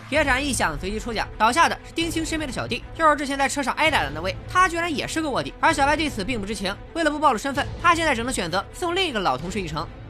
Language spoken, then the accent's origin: Chinese; Qingdao, Shandong, China; 我老家是青岛市城阳区，因为韩国企业比较多，所以来自延边的朝鲜族也很多